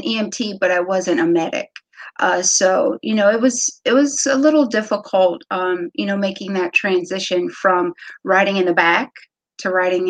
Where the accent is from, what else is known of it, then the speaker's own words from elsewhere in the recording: Wooster, Ohio, United States; moved away as an adult; also born or lived in Cleveland, Ohio; now in Virginia, United States; My parents were a part of a youth organization in the small town of Worcester where we're from. So I just grew up with my sisters playing all sports